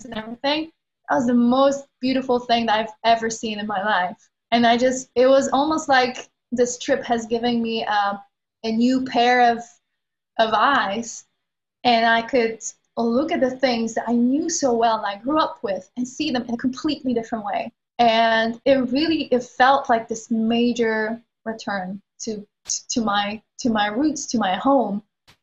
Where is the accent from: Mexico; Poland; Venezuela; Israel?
Poland; moved away as an adult; also born or lived in London; I moved out of Poland when I was like 18, I moved to London.